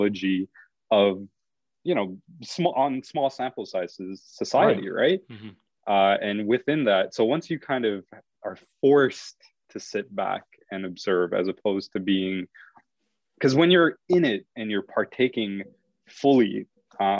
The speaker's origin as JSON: {"language": "English", "town": "Montreal", "region": "Quebec", "country": "Canada", "tie": "born or raised there", "said": "I grew up in Montreal, which in of itself, if you're an Anglo in a Franco area"}